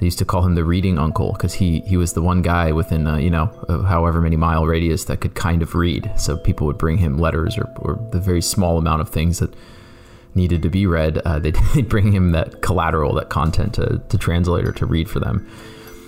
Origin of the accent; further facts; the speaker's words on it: Canton, Ohio, United States; I grew up in Canton, Ohio